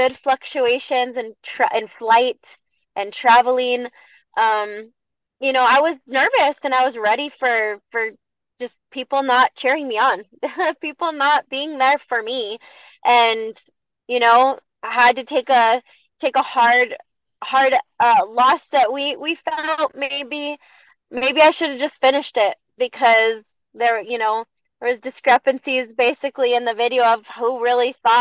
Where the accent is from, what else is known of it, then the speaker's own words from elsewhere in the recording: Bosque Farms, New Mexico, United States; representing my hometown of Bosque Farms